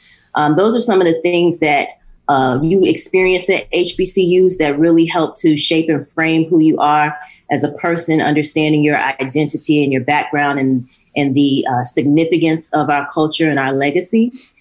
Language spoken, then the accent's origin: English; Miami, Florida, United States; It's a little farther away from my hometown in Miami, Florida.